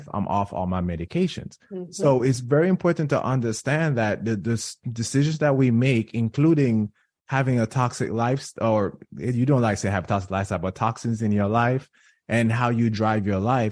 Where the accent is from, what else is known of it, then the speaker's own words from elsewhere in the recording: Jamaica; moved away; I'm Jamaican